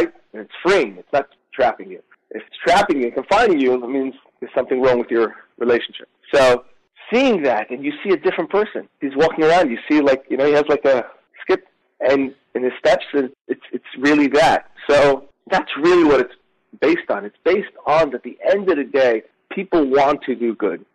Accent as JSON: {"language": "English", "town": "New York City", "region": "New York", "country": "United States", "tie": "born or raised there", "said": "I grew up in Crown Heights, Brooklyn"}